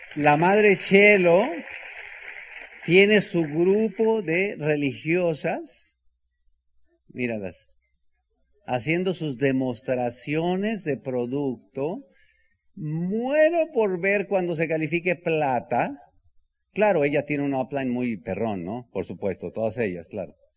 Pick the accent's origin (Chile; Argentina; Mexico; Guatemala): Mexico; Bajío; soy del Bajío